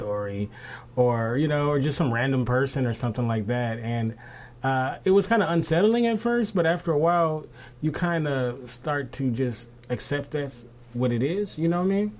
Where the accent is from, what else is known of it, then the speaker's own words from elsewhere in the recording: Los Angeles, California, United States; I'm from Los Angeles. I'm from West